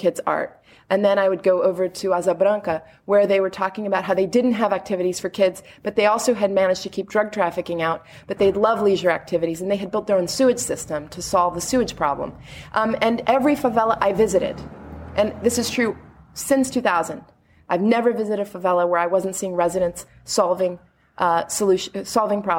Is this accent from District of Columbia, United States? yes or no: yes; Washington, District of Columbia, United States; moved away as an adult; now in Rio de Janeiro, Brazil; I was originally from here, but I grew up in D.C.